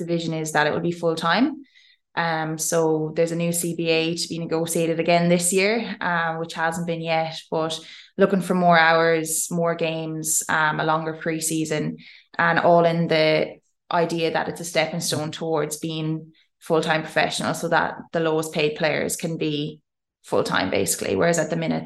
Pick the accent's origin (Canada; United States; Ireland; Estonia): Ireland; moved away as an adult; now in Australia; I'm this Irish girl